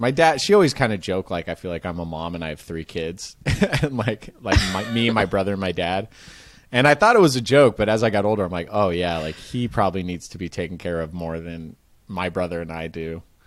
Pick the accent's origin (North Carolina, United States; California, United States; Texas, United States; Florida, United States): California, United States; Marin; I grew up in Marin, which is just north of it.